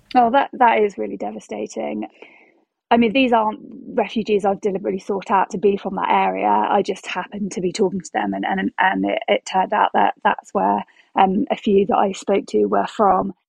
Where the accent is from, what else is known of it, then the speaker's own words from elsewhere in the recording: United Kingdom; when you say you're um, from the UK